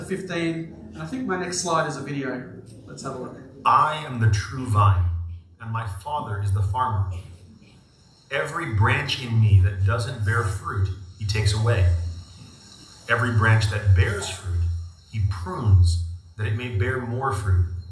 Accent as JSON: {"language": "English", "country": "Australia", "accent": "Aussie", "said": "I'm Aussie, mate"}